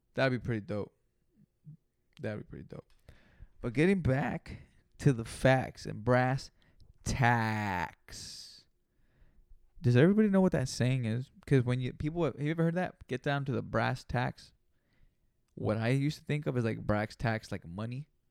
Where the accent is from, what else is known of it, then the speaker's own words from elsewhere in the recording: Greenfield, California, United States; I'm not from Frisco. I'm from Greenfield, California